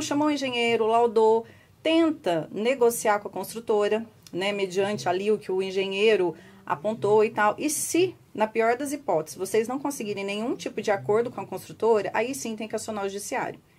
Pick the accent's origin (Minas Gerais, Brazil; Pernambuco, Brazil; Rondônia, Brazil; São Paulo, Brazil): Minas Gerais, Brazil; Guaxupé; Eu sou de Guaxupé